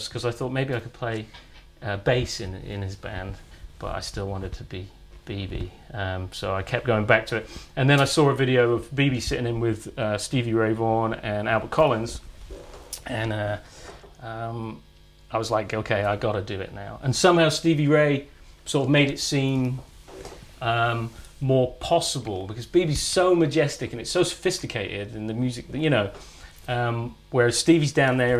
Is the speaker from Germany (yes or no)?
no; Fairford, South West England, United Kingdom; born or raised there; also born or lived in Manchester / Northern California